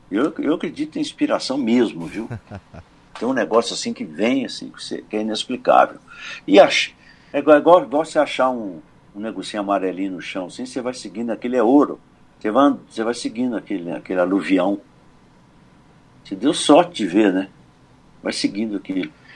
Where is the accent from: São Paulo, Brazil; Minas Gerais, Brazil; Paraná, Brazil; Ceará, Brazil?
Minas Gerais, Brazil; São Domingos do Prata; na minha terra, em São Domingos do Prata